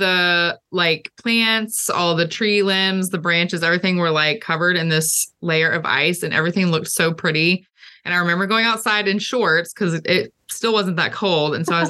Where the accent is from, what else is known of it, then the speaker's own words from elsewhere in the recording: Texas, United States; now in Nebraska, United States; So like I grew up in Texas, and so we did not have snow or cold weather really.